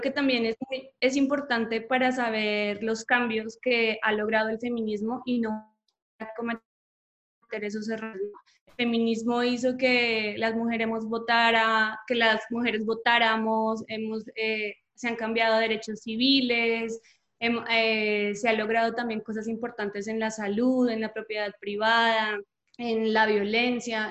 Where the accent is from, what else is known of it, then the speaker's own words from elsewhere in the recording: Colombia; moved away as an adult; now in Mexico; soy colombiana, pero vivo en México hace unos tres años un poquito más.